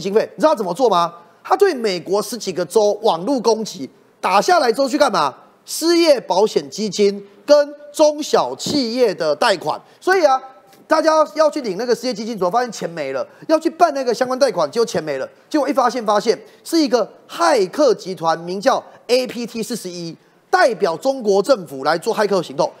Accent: Taiwan; 那我们台湾人民真的更要觉醒。

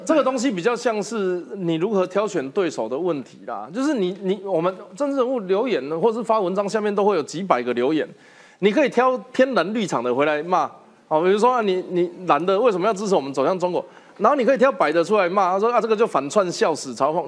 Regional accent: Taiwan; 我如果说我是台湾人

